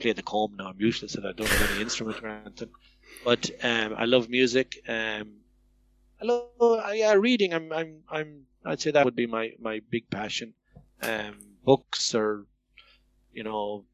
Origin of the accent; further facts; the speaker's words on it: Ballina, Connacht, Ireland; I'm from Mayo